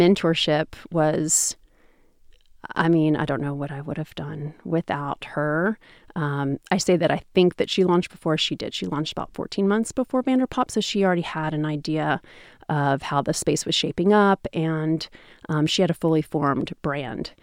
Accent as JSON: {"language": "English", "town": "Seattle", "region": "Washington", "country": "United States", "said": "I'm American. I never left Seattle"}